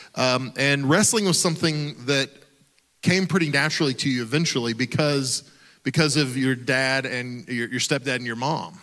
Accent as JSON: {"language": "English", "region": "Oklahoma", "country": "United States", "tie": "born or raised there", "said": "I grew up in Oklahoma"}